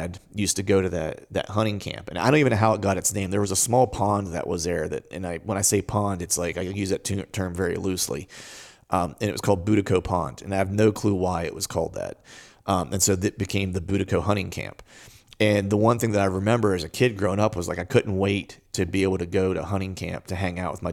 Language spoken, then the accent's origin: English; Pennsylvania, United States; my hometown shop